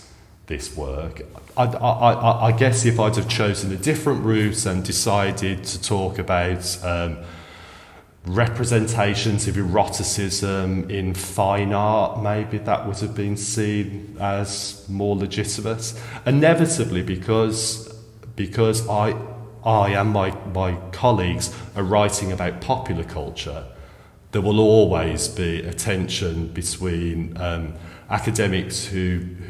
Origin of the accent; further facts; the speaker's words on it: England, United Kingdom; came from a very small provincial city in England where there was a very small gay scene